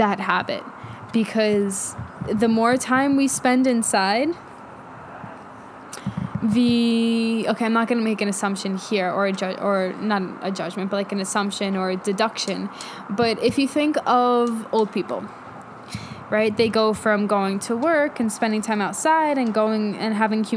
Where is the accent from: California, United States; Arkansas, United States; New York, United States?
New York, United States; New York City; I grew up in New York, right outside the city in Queens